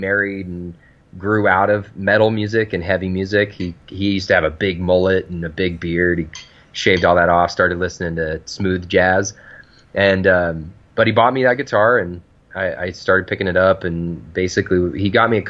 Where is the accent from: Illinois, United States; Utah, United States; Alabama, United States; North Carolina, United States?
Utah, United States; Provo; I'm from Provo, Utah.